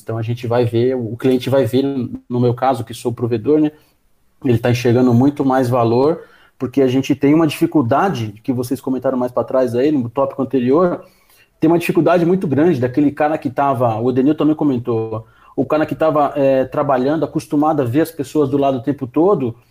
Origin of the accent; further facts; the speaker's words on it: Brazil; a gente, como brasileiro